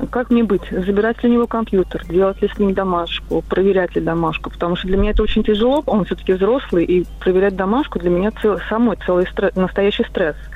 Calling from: Moscow, Russia; я из Москвы.

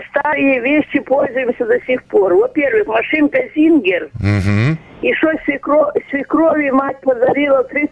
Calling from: Crimea, Ukraine; Я звоню из Крыма.

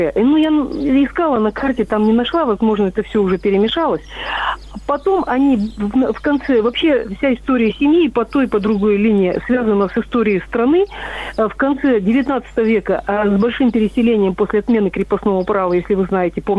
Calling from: Angarsk, Irkutsk Oblast, Russia; я, я звоню из Ангарска.

